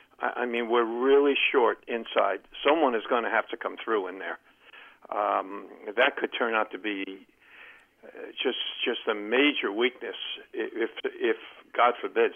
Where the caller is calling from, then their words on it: Columbia, Maryland, United States; Hey, Len from Columbia, Maryland.